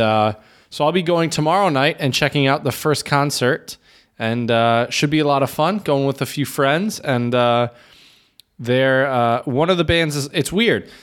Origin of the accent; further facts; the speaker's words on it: Michigan, United States; moved away as an adult; now in Czech Republic; I was from Michigan